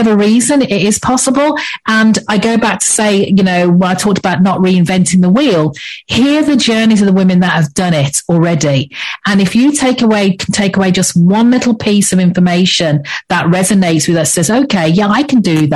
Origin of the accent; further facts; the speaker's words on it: England, United Kingdom; accent: English; moved away as an adult; now in Antigua, Antigua and Barbuda; As you can probably tell by my accent, I'm English, so I'm English born, but I've lived in the Caribbean for the past 10 years.